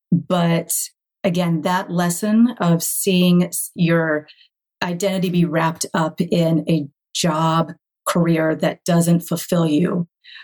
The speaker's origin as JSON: {"language": "English", "town": "High Point", "region": "North Carolina", "country": "United States", "tie": "born or raised there", "said": "I grew up in North Carolina in the furniture capital of the world."}